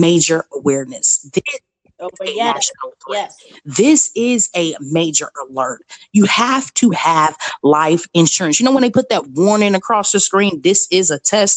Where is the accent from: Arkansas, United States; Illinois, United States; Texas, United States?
Illinois, United States; Chicago; I'm from Chicago, Illinois